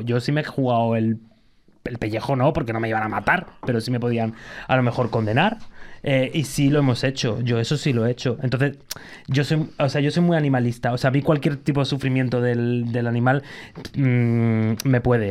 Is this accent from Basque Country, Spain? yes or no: no; Gran Canaria, Canary Islands, Spain; now in Madrid, Spain; yo nací, bueno, nací aquí en Madrid, pero viví en Gran Canaria durante mucho tiempo